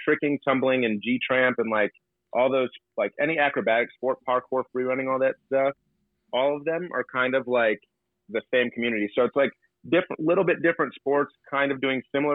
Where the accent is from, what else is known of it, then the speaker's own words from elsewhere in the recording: Port Huron, Michigan, United States; being born and raised right here on Lake Huron